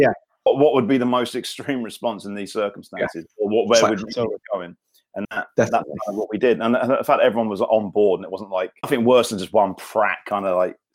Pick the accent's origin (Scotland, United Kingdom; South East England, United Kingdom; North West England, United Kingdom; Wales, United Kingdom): South East England, United Kingdom; Thanet; moved away; I'm from Thanet, which is unarguably the scabby knuckle of this country